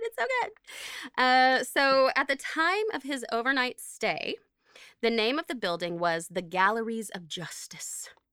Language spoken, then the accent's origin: English; Oklahoma, United States; I'm from Oklahoma.